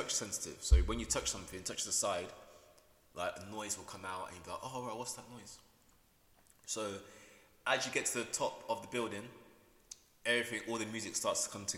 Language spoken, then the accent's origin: English; Peterborough, East of England, United Kingdom; come back to my hometown in Peterborough